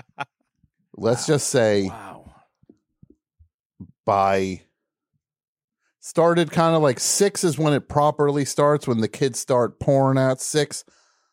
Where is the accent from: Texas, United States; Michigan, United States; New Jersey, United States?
New Jersey, United States; I'm from New Jersey.